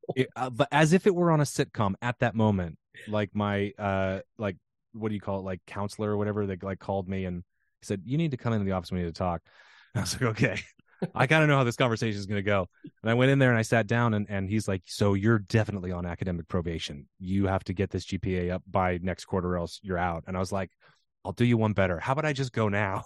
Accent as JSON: {"language": "English", "region": "Pacific Northwest", "country": "United States", "tie": "born or raised there", "said": "growing up in the Pacific Northwest during the sort of Seattle sound boom"}